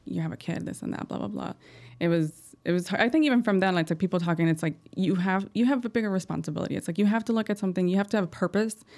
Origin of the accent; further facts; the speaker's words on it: Chicago, Illinois, United States; I'm from Chicago. I was born here